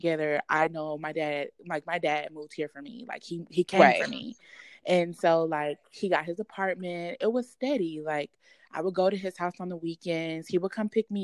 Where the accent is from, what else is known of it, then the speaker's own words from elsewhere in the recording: Texas, United States; also born or lived in Louisiana; we moved to Texas when I was like 5 years old